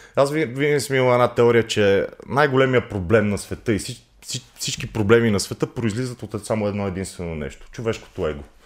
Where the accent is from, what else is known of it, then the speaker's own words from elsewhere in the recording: Montana, Montana Province, Bulgaria; moved away; Аз съм родом, родом от Монтана.